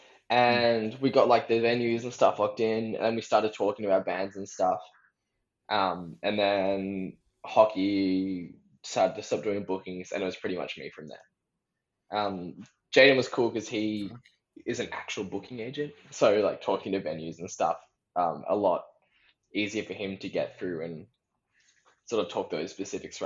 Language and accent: English; Sydney, New South Wales, Australia; I grew up at the Birdo, growing up in Sydney